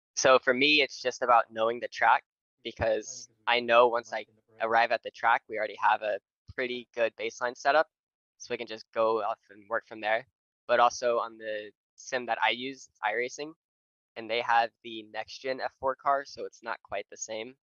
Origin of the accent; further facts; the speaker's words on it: Nashville, Tennessee, United States; I'm from Nashville, Tennessee